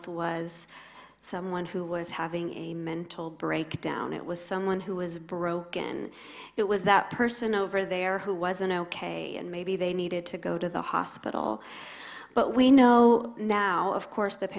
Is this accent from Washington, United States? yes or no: yes; Spokane, Washington, United States; moved away as an adult; now in Tennessee, United States; I grew up in the Northwest in Spokane, Washington, but have been here in Tennessee for a couple of decades